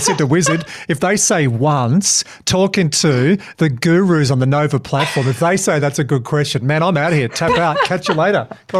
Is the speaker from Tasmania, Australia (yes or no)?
yes; Hobart, Tasmania, Australia; I'm from Hobart.